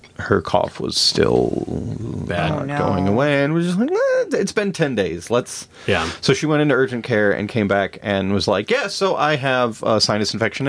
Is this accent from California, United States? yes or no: no; near Mitchell, South Dakota, United States; born or raised there; moved away